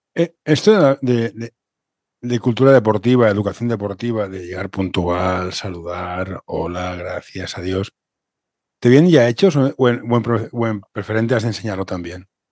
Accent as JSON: {"language": "Spanish", "town": "Barcelona", "region": "Catalonia", "country": "Spain", "said": "tú y yo somos del municipio de Barcelona"}